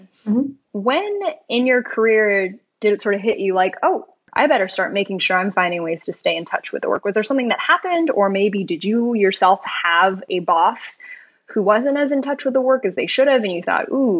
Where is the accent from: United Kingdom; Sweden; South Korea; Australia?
South Korea; I'm Korean